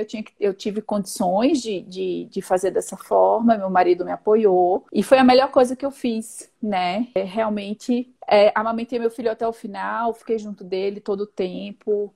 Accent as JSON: {"language": "Portuguese", "town": "Recife", "region": "Pernambuco", "country": "Brazil", "tie": "born or raised there", "moved": "as an adult", "lives_now": "São Paulo, Brazil", "said": "sou natural de Recife, Pernambuco, mas eu moro aqui em São Paulo há 15 anos"}